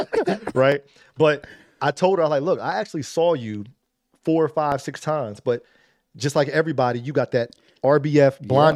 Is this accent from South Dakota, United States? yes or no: no; Trenton, New Jersey, United States; No, I'm like, no, I'm from the heart of Trenton. I grew up in North Trenton Boulevard.